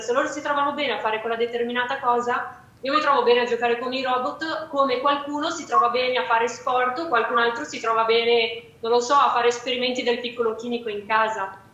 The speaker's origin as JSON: {"language": "Italian", "town": "Fagnano Olona", "region": "Lombardy", "country": "Italy", "tie": "born or raised there", "said": "Fagnano Lona, che è il mio paese dove vivo, dove sono nata"}